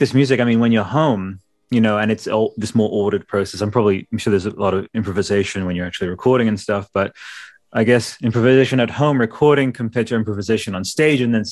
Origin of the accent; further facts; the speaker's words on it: Australia; we're Australian.